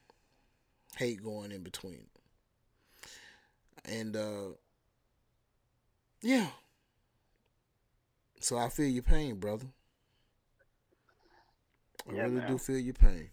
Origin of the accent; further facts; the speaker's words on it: Alabama, United States; I'm from Alabama